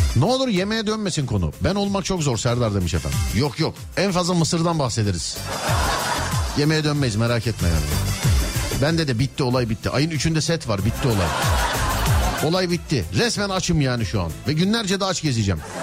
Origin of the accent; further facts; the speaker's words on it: Istanbul, Turkey; ben İstanbulluyum